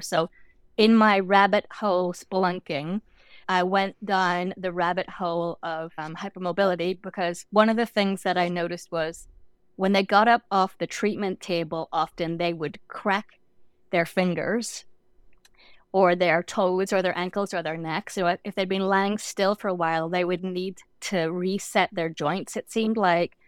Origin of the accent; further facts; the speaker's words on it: Northern Ireland, United Kingdom; moved away as an adult; also born or lived in London; I grew up in Northern Ireland, and my first degree was in London.